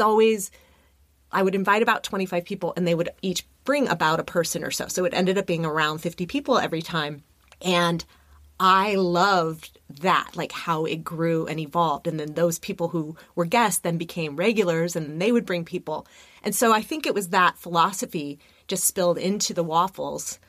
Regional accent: Burbank, California, United States; also born or lived in New York City; now in Los Angeles, United States; I grew up in Burbank, which is, I'm a sixth generation California girl

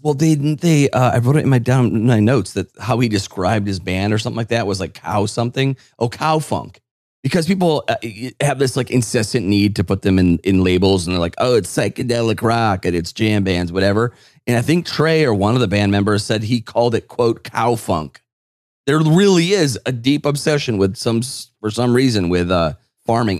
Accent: Northeast, United States; growing up in the Northeast

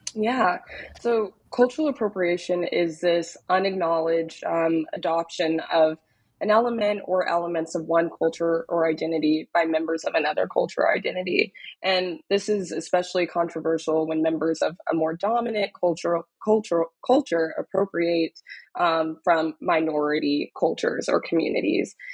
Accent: Dallas, Texas, United States; moved away as an adult; also born or lived in Austin, Texas; now in New York, United States; I'm originally from Dallas, Texas, um, was born and raised in Dallas

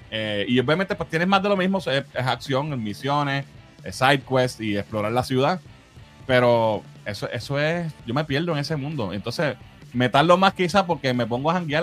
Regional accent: Puerto Rico; nosotros, pues, obviamente, somos puertorriqueños

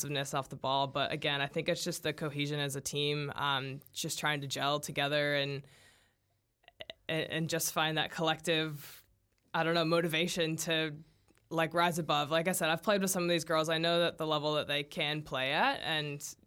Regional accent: United States; As an American

